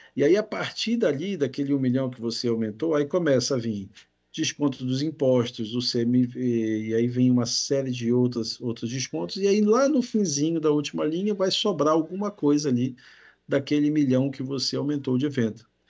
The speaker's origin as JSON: {"language": "Portuguese", "town": "Belém", "region": "Pará", "country": "Brazil", "moved": "yes", "lives_now": "Espírito Santo, Brazil", "said": "sou de Belém do Pará, lá do norte"}